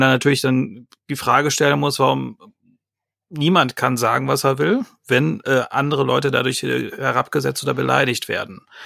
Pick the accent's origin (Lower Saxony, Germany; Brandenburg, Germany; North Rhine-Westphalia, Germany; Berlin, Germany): North Rhine-Westphalia, Germany; Ostwestfalen-Lippe